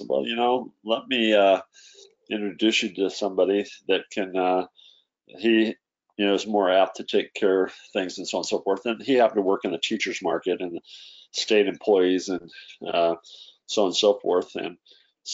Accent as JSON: {"language": "English", "region": "Idaho", "country": "United States", "tie": "born or raised there", "said": "I grew up in Idaho when I was you know, a kid and through school"}